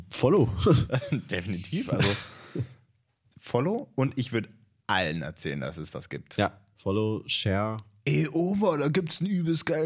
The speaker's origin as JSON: {"language": "German", "country": "Czechia", "tie": "born there", "said": "ich bin in der Tschechischen Republik geboren und lebe dort."}